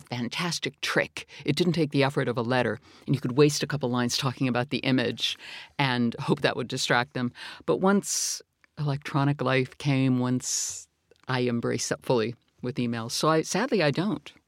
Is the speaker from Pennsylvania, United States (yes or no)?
yes; McKeesport, Pennsylvania, United States; moved away as an adult; now in United Kingdom; McKeesport is where I was born. It's where my grandparents lived.